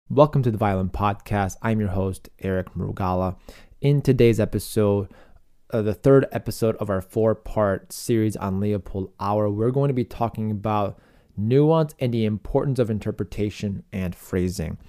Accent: Chicago, Illinois, United States; my hometown of Chicago

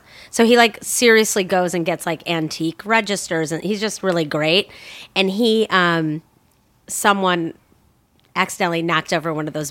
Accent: Chicago, Illinois, United States; accent: heavy Chicago; now in Los Angeles, United States; I'm from Chicago proper.

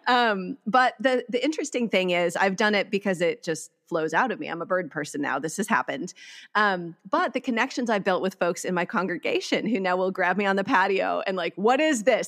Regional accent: Eagle River, Wisconsin, United States; now in California, United States; I grew up in Wisconsin in a town called Eagle River

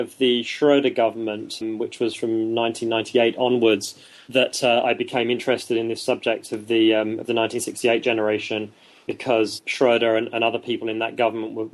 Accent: London, United Kingdom; I'm a Brit and born and bred in London

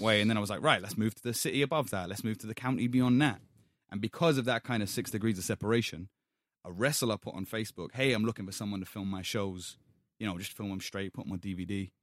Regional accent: London, United Kingdom; I grew up in Hackney

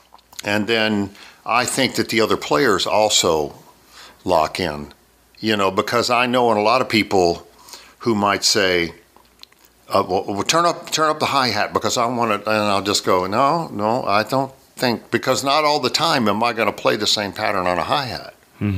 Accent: Maryland, United States; born there; Well, I was born in Maryland. My father was a fighter pilot.

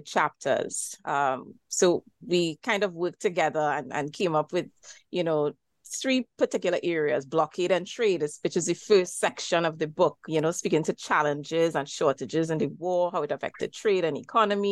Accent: Diego Martin, Trinidad & Tobago; I am Trinidadian. I live in the island of Trinidad as part of Trinidad and Tobago and hail from Digo Martin, which is in northwest Trinidad.

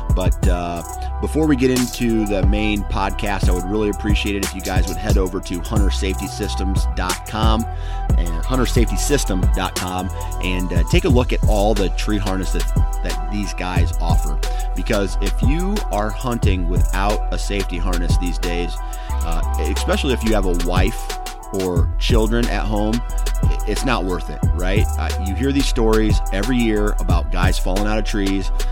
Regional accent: Mount Pleasant, Iowa, United States; my hometown of Mount Pleasant, Iowa

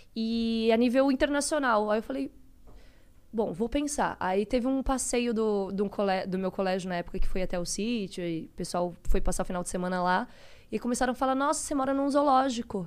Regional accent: Florianópolis, Santa Catarina, Brazil; eu sou é, de Florianópolis, Santa Catarina, cresci lá.

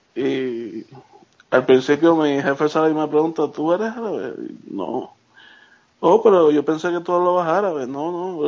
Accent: Carolina, Puerto Rico; moved away as an adult; now in Charlotte, United States; soy de Carolina. Este, estoy viviendo en Charlotte, North Carolina ahora.

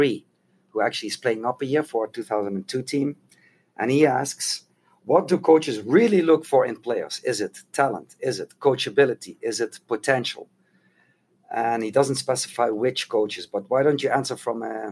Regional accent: Netherlands; now in United States; I grew up in Holland

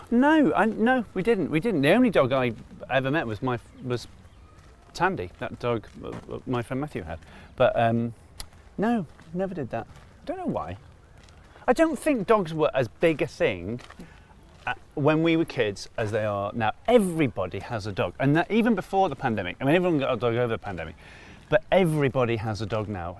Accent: Manchester, North West England, United Kingdom; also born or lived in Cardiff, Wales; I grew up in Manchester

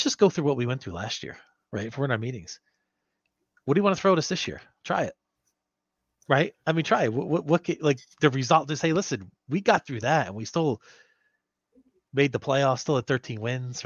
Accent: New Jersey, United States; now in California, United States; We're both from Jersey

